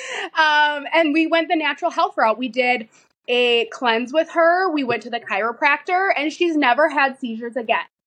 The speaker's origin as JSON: {"language": "English", "region": "Minnesota", "country": "United States", "said": "I am from Minnesota. I live in a very small town"}